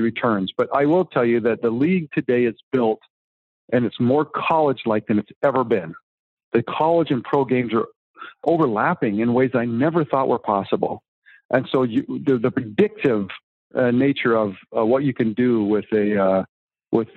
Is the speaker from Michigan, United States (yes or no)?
no; Greenwich, Connecticut, United States; I grew up in Greenwich